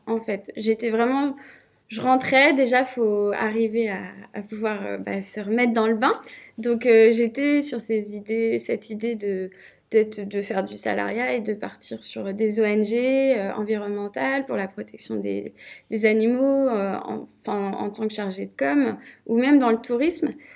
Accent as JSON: {"language": "French", "town": "Rennes", "region": "Brittany", "country": "France", "said": "je suis rennaise de base"}